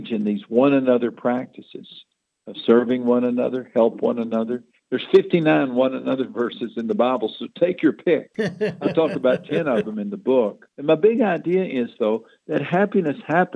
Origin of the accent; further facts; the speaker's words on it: Odessa Midland area, Texas, United States; I grew up in the Odessa Midland area